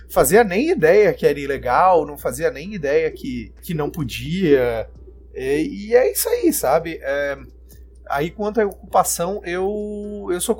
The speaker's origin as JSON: {"language": "Portuguese", "town": "Florianópolis", "region": "Santa Catarina", "country": "Brazil", "tie": "born there", "lives_now": "Brasília, Brazil", "said": "Eu sou nascido em Florianópolis, mas hoje eu moro em Brasília, moro aqui há seis anos."}